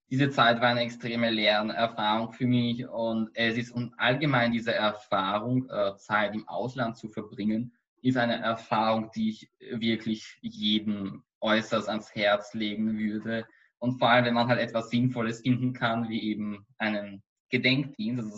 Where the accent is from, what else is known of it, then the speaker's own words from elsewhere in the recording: Austria; warum ich als Österreicher überhaupt in einem jüdischen Holocaust-Museum arbeite.